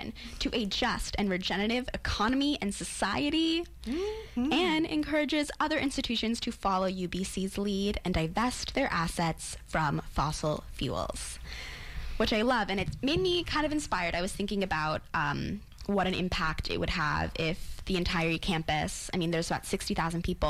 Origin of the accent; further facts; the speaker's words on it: United States; as an American